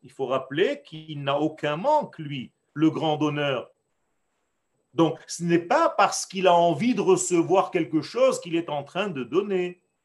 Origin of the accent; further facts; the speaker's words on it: Israel; first language Hebrew; French is a second language; moi qui suis né en Israël, dont le langage était l'hébreu dans ma nature j'ai appris le français, sur le tard